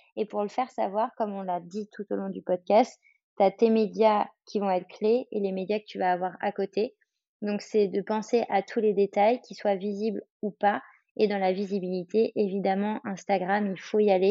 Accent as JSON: {"language": "French", "town": "Paris", "region": "Île-de-France", "country": "France", "said": "je suis parisienne, à Paris, il y a le bruit"}